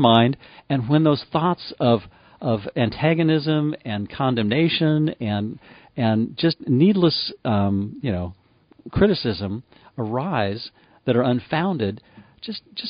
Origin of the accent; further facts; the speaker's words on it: Livermore, California, United States; I grew up in Livermore, California